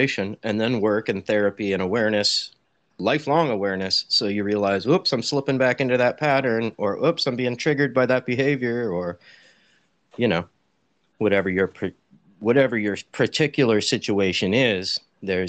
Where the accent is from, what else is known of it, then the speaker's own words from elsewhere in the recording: Santa Rosa, California, United States; Northern California, Sonoma County, the wine country, about an hour north of San Francisco. I'm in a town called Santa Rosa